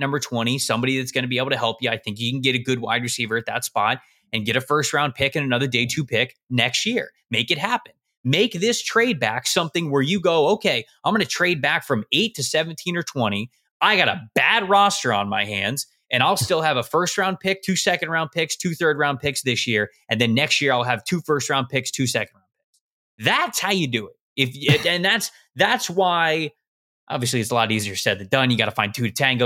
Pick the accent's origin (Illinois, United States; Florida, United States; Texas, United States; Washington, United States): Florida, United States; just south of Tampa; moved away as an adult; I'm from just south of Tampa. That's where I grew up.